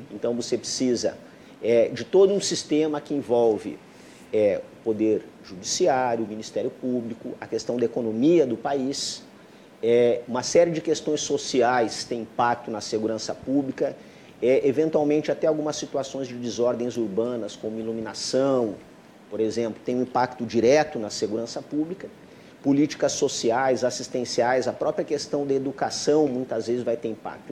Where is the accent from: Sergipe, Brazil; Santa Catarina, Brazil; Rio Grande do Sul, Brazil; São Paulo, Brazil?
Rio Grande do Sul, Brazil; moved away as an adult; eu era gaúcho